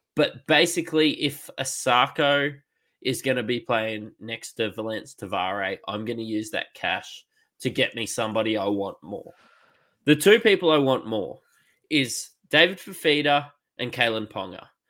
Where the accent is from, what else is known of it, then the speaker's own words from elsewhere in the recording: Queensland, Australia; I'm a Queenslander